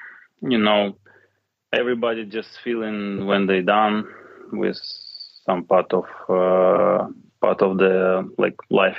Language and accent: English; Kyiv, Ukraine; English is a second language; So it's my father and mother from Kyiv. I'm from Kyiv.